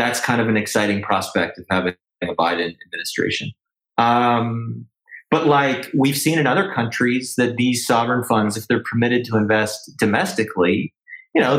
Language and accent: English; Canada; as a Canadian